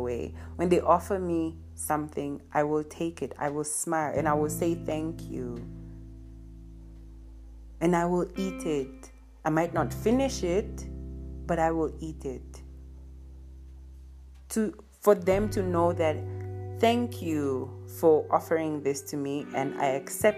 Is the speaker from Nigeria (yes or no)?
yes; Nigeria; now in Southern Africa; I am a Nigerian who lives in Southern Africa